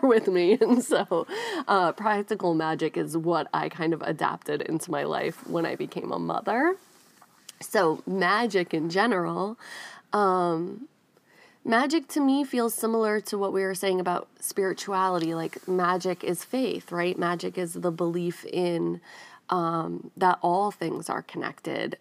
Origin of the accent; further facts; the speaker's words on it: Northeast, United States; moved away as an adult; also born or lived in New York City / Rhode Island / New York; now in Nashville, United States; I grew up in the Northeast